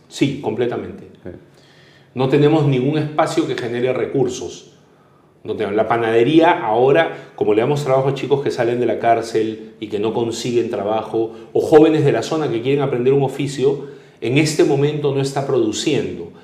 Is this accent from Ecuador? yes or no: no; Peru; nos podían robar la esperanza como peruanos